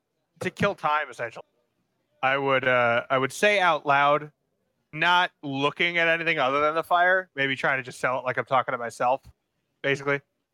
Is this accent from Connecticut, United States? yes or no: yes; Connecticut, United States; I'm actually from Connecticut